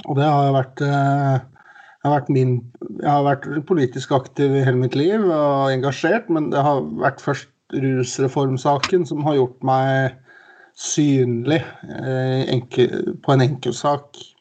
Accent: Oslo, Norway; moved away; Jeg er jo fra Oslo, men jeg bodde, har bodd litt rundt omkring.

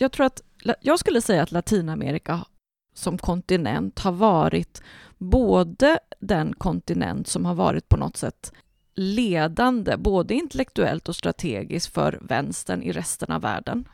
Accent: Mark Municipality, Västra Götaland, Sweden; blev jag vald till nej till EU-ordförande i min hemkommun

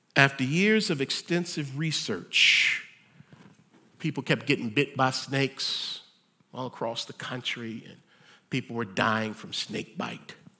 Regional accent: United States; I'm an American

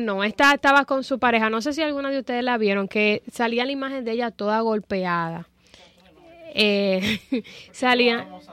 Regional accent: Dominican Republic; en mi país, en la República Dominicana

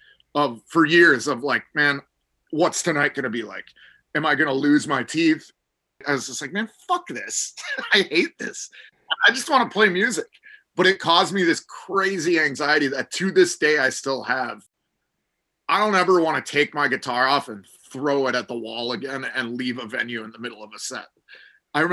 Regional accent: Minneapolis, Minnesota, United States; Growing up in Minneapolis

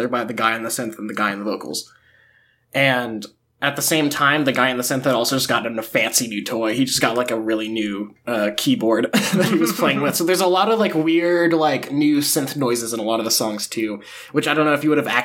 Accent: Huntsville, Alabama, United States; moved away; I was in Huntsville, my hometown

